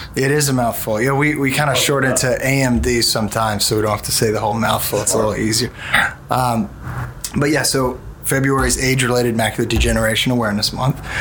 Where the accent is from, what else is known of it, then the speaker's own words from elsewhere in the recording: Mobile, Alabama, United States; also born or lived in New Orleans / Washington D.C. / Birmingham; I'm originally from New Orleans, but moved to Mobile at a very young age. And all my formative years were in Mobile.